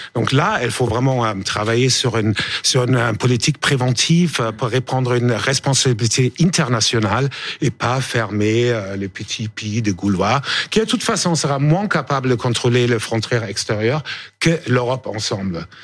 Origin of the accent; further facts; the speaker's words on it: Germany; moved away; je suis allemand